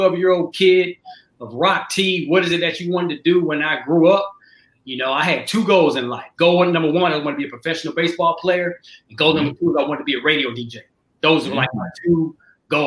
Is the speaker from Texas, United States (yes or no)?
yes; Dallas, Texas, United States; also born or lived in Detroit, Michigan; Born in Detroit, raised in Dallas